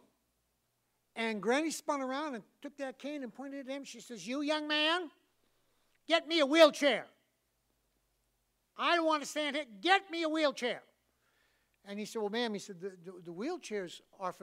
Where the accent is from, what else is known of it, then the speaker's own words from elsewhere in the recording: New England, United States; I'm from New England